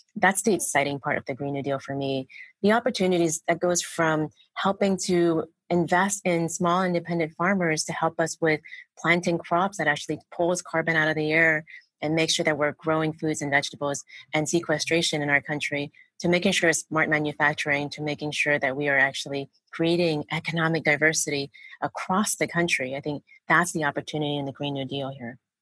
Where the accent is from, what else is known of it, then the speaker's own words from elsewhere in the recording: Oakland, California, United States; I grew up in Oakland